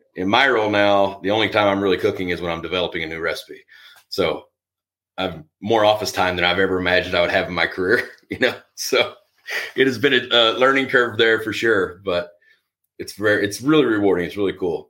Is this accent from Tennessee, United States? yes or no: yes; Tennessee, United States; I grew up in Tennessee